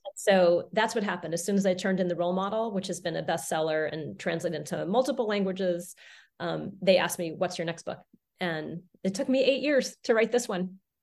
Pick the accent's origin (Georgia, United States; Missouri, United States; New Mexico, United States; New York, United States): New Mexico, United States; Santa Fe; I grew up in Santa Fe, New Mexico, off the grid in the solar home.